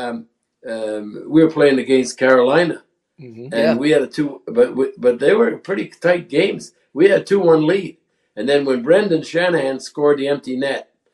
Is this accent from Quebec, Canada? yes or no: yes; Montreal, Quebec, Canada; moved away as an adult; when I was growing up in Montreal, I was 6 years old